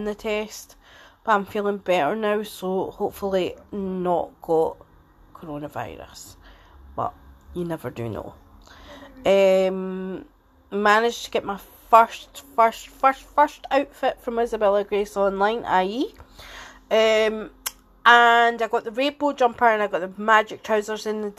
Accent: Edinburgh, Scotland, United Kingdom; I'm 46 and I'm from Edinburgh

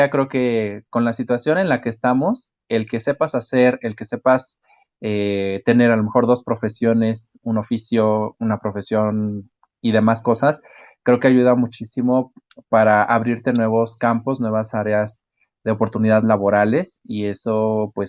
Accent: Mexico; que nos enorgullece como mexicanos.

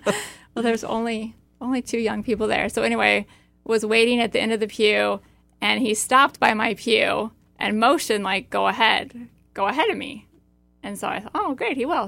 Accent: Iowa, United States; my backstory is that I grew up in Iowa on a family farm

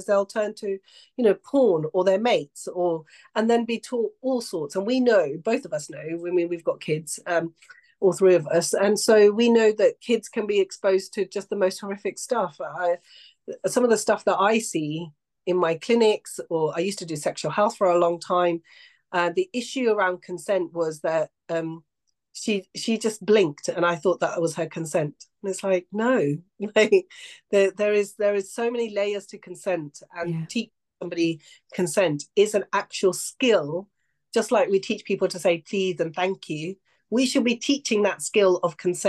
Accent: Pakistan; I come from it as a cultural view. And I know that as a Pakistani woman, talking about consent with boys is never really something that's a mainstream conversation within households

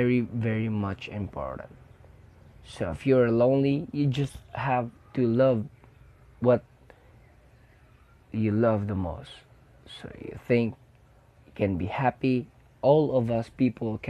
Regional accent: Philippines; I am a Filipino. Filipinos are caring people.

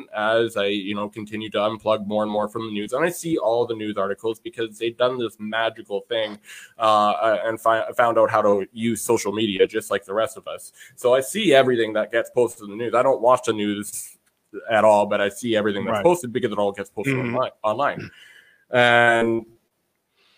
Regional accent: Canada; I am a Canadian

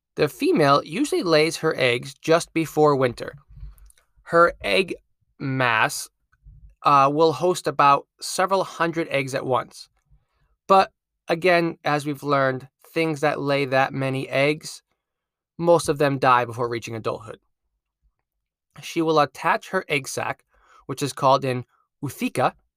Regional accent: Connecticut, United States; my home state of Connecticut

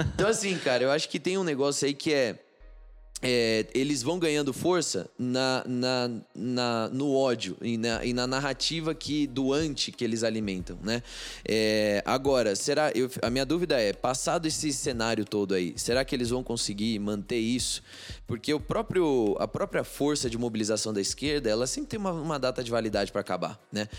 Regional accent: Brazil; minha frustração como brasileiro

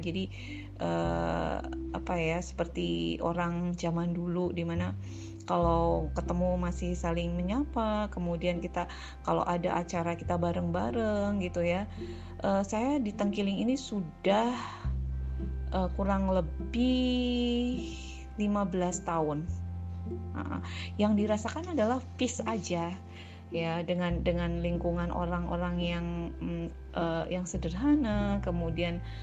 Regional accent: Purwokerto, Central Java, Indonesia; moved away as an adult; now in Palangkaraya, Indonesia; Saya berasal dari Jawa Tengah, tepatnya adalah kota Purwokerto, tetapi saat ini saya tinggal di Palangkaraya, Kalimantan Tengah

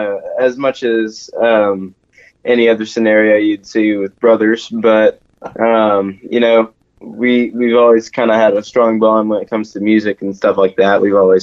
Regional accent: Little Rock, Arkansas, United States; also born or lived in Nashville; I was originally born in Nashville, Tennessee, which, as most would know, is a great place for musicians to get started. But we moved here to Little Rock when I was 2 years old.

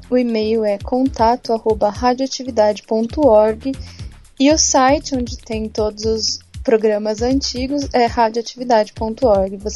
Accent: United Kingdom; Não, Twitter eu falo Twitter, porque eu sou britânica.

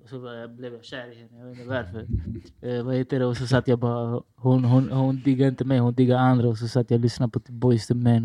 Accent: Stockholm, Stockholm County, Sweden; jag är från Rinkeby

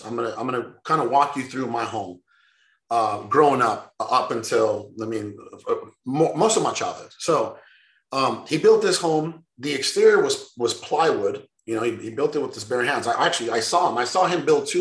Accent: Sonora, Mexico; moved away; I was born in Mexico, in northern part, Sonora

